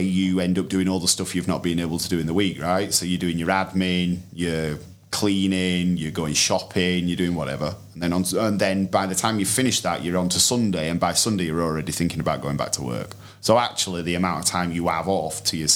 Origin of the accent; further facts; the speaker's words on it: United Kingdom; we're hopelessly British